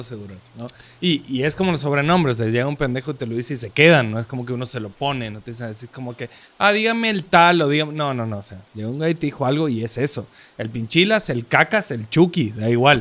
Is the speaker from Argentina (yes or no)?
yes; Córdoba, Argentina; now in Mexico; que es donde soy, de Córdoba, Argentina